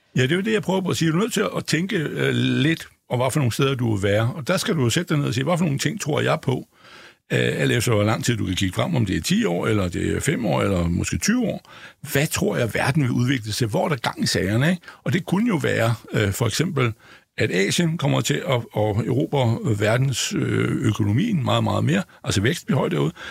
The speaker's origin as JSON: {"language": "Danish", "country": "Denmark", "said": "jeg er jo dansker"}